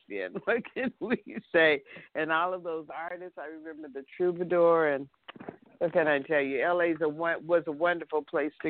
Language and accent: English; Los Angeles, California, United States; I grew up in that neighborhood, too. I grew up on St. Andrew's Place, and I remember Berkeley Square